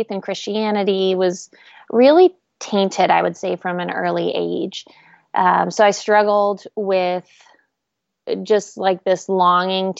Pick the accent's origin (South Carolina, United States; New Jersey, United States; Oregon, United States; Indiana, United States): Oregon, United States; now in Nashville, United States; I grew up in Oregon